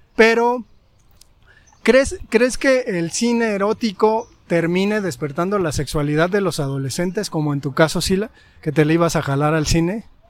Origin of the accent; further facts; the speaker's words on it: Mexico; como espectadores mexicanos